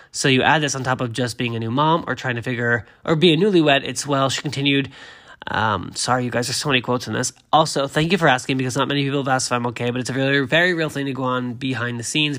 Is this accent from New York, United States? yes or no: no; Massachusetts, United States; I am from Massachusetts